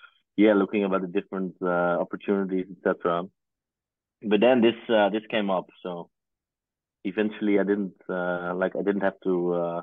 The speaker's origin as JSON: {"language": "English", "region": "near Groningen", "country": "Netherlands", "tie": "born or raised there", "said": "I grew up in a small town near Groningen."}